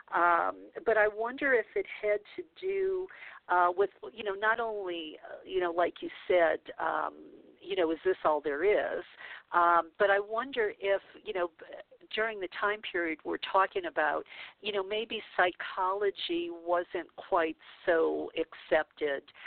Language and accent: English; the South, United States; we're both from the South, we're both about the same age, uh, so that means, you know, we came from the Bible Belt